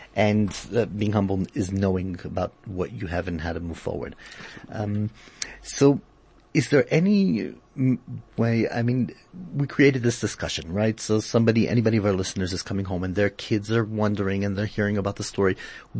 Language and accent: English; South Africa; I do get a feeling sometimes that our community as a South African community is a bit behind the world in that area.